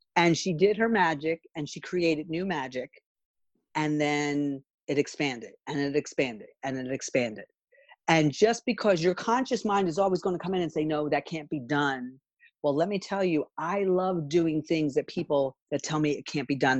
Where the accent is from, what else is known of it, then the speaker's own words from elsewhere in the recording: Philadelphia, Pennsylvania, United States; I grew up in Philly